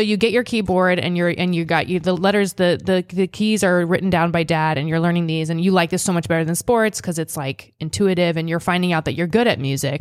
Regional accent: Seward, Nebraska, United States; moved away; also born or lived in Boston; I came from Nebraska.

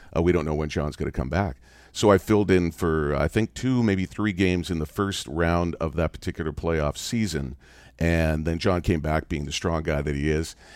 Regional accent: Canada; I grew up in Canada

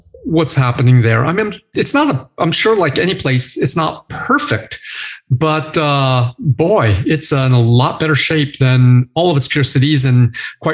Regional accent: Wichita, Kansas, United States; moved away; I grew up in a very similar city, Wichita, Kansas

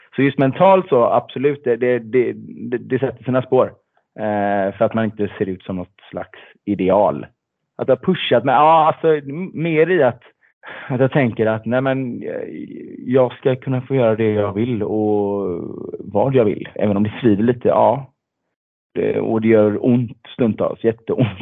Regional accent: Gothenburg, Västra Götaland, Sweden; född och uppvuxen i Göteborg

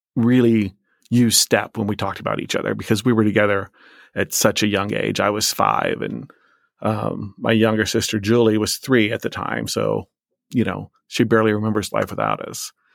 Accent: Illinois side, United States; also born or lived in Iowa; I was born in Iowa, a state where I've never lived, and I say that because we lived in this p-, place called the Quad Cities, which it straddles the river in Illinois and Iowa, so I lived on the Illinois side

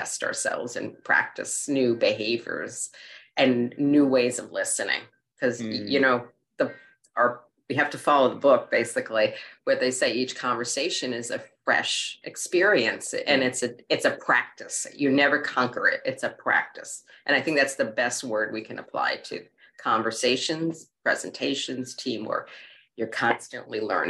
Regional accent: New York City, New York, United States; When I was a kid growing up in Queens

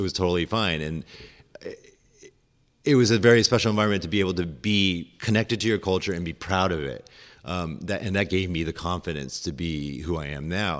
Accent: Orinda, California, United States; moved away as an adult; also born or lived in Hong Kong; I grew up in Orinda

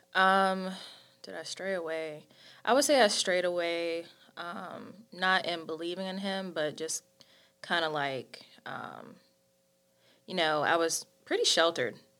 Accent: High Point, North Carolina, United States; I'm from High Point, North Carolina.

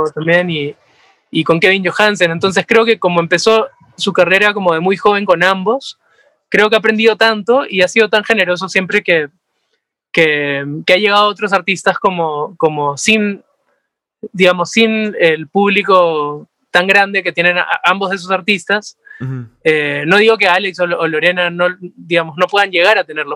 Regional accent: Peru; somos peruanos

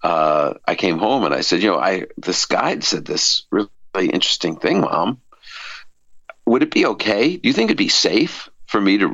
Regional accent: New York City, New York, United States; I was the baby in the family, raised in this Orthodox Jewish home in Brooklyn, New York

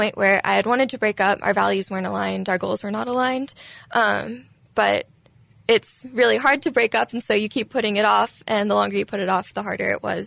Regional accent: Houston, Texas, United States; also born or lived in Dallas, Texas / College Station, Texas; I grew up in the Houston area. I'm from around here.

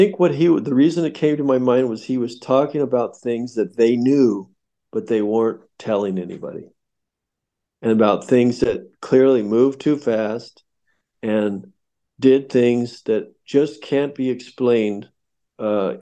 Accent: United States

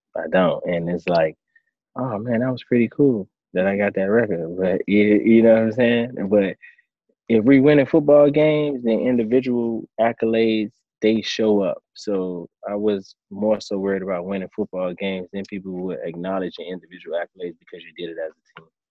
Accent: Miami, Florida, United States; now in Tampa, United States; in Miami, my hometown.

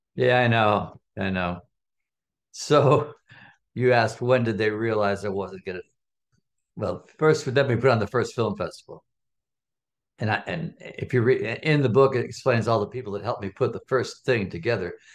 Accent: Chicago, Illinois, United States; I'm, I'm from Chicago. I'm a Chicagoan from the West Side

